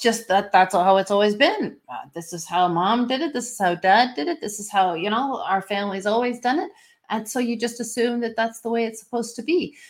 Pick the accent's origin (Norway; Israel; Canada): Canada; I'm Canadian